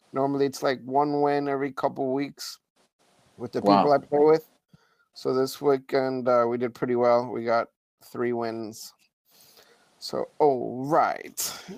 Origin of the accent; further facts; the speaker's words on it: West Coast, United States; I'm from the West Coast